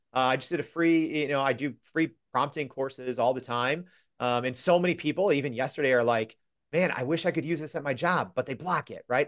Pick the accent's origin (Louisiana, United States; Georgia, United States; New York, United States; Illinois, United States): Illinois, United States; Freeport; my hometown paper called the Freeport Journal Standard